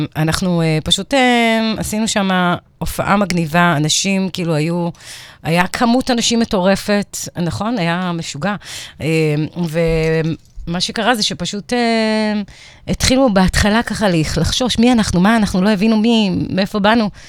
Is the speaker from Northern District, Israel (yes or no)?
no; Givatayim, Tel Aviv District, Israel; moved away as an adult; also born or lived in New Orleans, United States; הייתי ילדה גבעתיימית כזאת